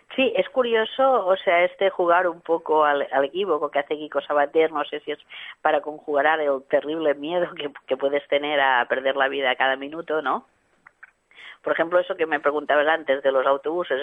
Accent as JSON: {"language": "Spanish", "town": "L'Hospitalet de Llobregat", "region": "Catalonia", "country": "Spain", "tie": "born or raised there", "said": "en Hospitalet, que es también mi, mi ciudad natal"}